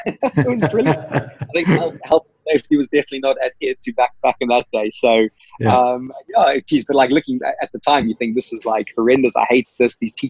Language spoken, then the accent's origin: English; Zimbabwe; also born or lived in United Kingdom; now in South Africa; Like I'm not obviously from South Africa. I was originally from Zimbabwe, so I grew up on farms in Zimbabwe